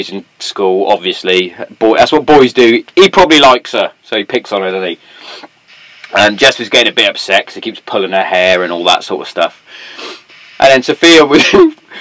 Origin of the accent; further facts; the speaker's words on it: Swindon, South West England, United Kingdom; born in Cardiff. Wasn't until I got my passport and I went, ah, that definitely says Swindon